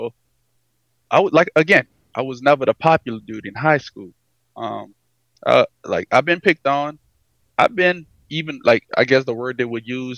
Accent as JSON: {"language": "English", "town": "Edgard", "region": "Louisiana", "country": "United States", "tie": "born or raised there", "also_born_or_lived": "LaPlace, Louisiana", "moved": "yes", "said": "I'm originally from Edgard"}